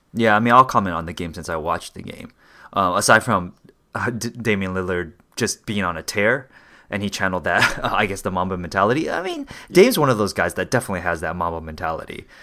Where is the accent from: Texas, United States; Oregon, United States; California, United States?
California, United States; also born or lived in Bay Area; I'm from California or whatever, right? West Coast